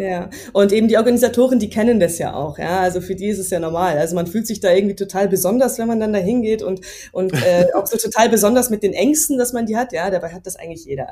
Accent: Munich, Bavaria, Germany; ich bin ja aus München

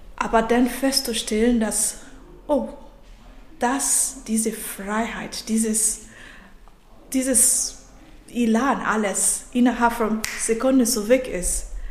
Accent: Nigeria; German is a second language; moved away as an adult; now in Germany; ich bin nicht aus Deutschland, ich bin ursprünglich aus Nigeria

